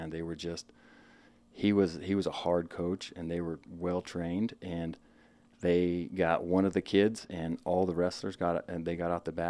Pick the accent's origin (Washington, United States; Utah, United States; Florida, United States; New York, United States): Washington, United States; Spokane; born and raised Eastern Washington, okay. uh, Spokane, Washington. Spent my uh, majority of my whole childhood there